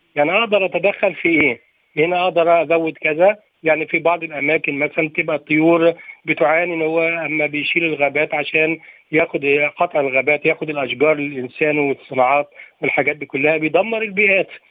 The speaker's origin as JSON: {"language": "Arabic", "country": "Egypt", "said": "احنا عندنا في مصر"}